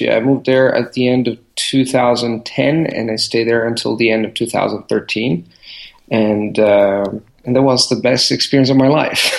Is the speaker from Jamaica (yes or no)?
no; Rome, Lazio, Italy; moved away as an adult; also born or lived in Barcelona; I was born and raised in Rome